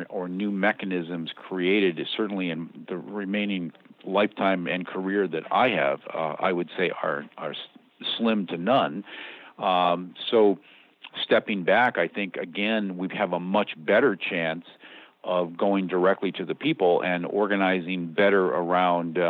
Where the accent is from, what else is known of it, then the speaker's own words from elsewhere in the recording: United States; I'm the American